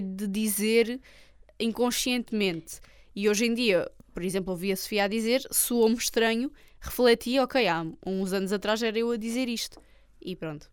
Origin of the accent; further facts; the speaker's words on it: Olhão, Algarve, Portugal; accent: Algarvio / Olhanense; meu sotaque algarvio